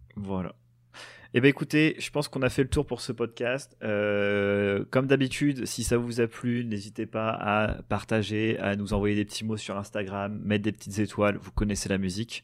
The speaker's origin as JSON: {"language": "French", "country": "France", "said": "en tant que Français"}